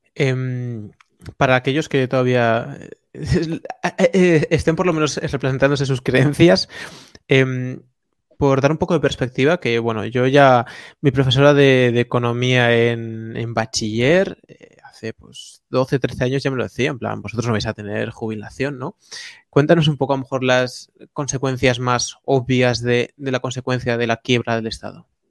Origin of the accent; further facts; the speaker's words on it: Galicia, Spain; un labrador en Galicia, de donde, donde yo nací